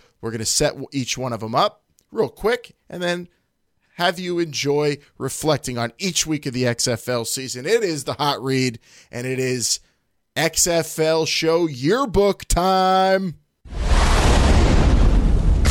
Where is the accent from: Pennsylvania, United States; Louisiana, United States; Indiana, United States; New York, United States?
Pennsylvania, United States; Pittsburgh; accent: Pittsburgh; my Pittsburgh accent just is deepening really hardcore during this quarantine